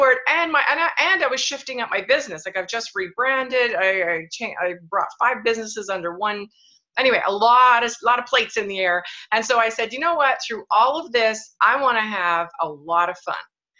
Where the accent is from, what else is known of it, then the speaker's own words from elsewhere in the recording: Canada; moved away as an adult; also born or lived in Kelowna, British Columbia; even though I'm Canadian, but I hadn't lived in Canada for 12 years, I'm back and I live in the warmest place in Canada, by the way, Kelowna, British Columbia